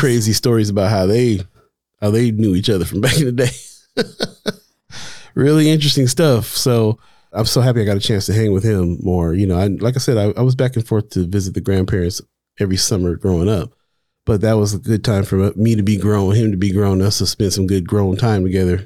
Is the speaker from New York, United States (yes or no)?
no; California, United States; moved away as an adult; also born or lived in Hawaii; now in Omaha, United States; I was born and raised in Cali